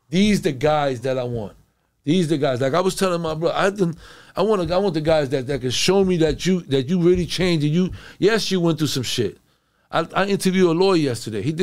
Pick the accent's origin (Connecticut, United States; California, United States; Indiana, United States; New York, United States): Connecticut, United States; I'm from Connecticut.